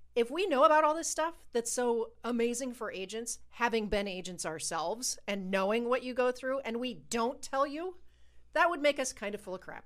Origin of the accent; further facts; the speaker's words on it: Ohio, United States; We're from Ohio